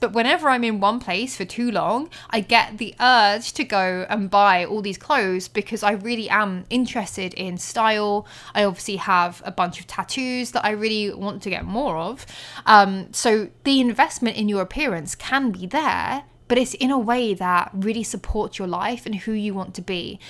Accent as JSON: {"language": "English", "town": "Colchester", "region": "East of England", "country": "United Kingdom", "tie": "born or raised there", "said": "Colchester, my hometown"}